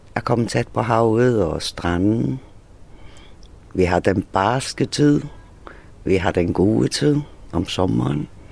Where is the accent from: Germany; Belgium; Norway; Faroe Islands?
Faroe Islands; also born or lived in Thyborøn; now in Hvide Sande, Denmark; jeg er færing